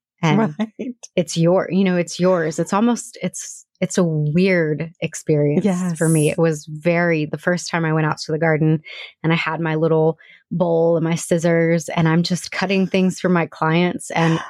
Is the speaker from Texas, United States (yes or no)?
yes; Houston, Texas, United States; moved away as an adult; Nope. Okay. I'm from Houston. Moved here with my husband. Well, my husband was here. So I met him 19 years ago in Houston.